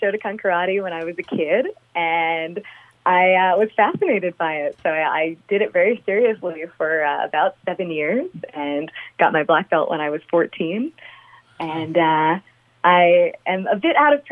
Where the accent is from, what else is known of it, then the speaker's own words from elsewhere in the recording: Long Island, New York, United States; I grew up on Long Island